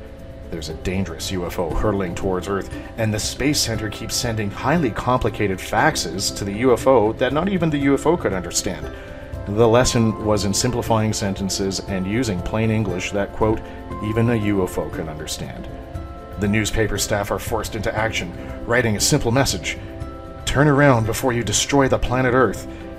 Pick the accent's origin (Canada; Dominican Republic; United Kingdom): Canada; Toronto, Ontario; I was born and raised in Ontario's capital city. I'm almost 40 now, but a child growing up in the 1980s, especially in my community of Jane and Finch, meant watching an awful lot of TV Ontario.